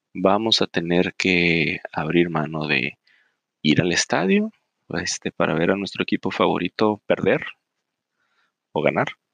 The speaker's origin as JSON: {"language": "Spanish", "country": "Mexico", "said": "nosotros como mexicanos"}